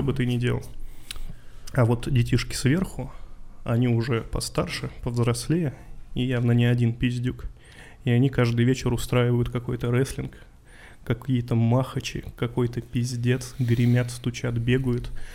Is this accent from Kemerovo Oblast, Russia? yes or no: yes; Yurga, Kemerovo Oblast, Russia; moved away; когда я рос в Юрге